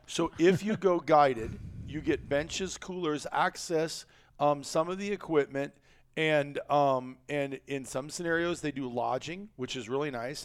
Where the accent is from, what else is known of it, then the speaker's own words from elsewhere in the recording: Iowa, United States; kid growing up in Iowa, trapper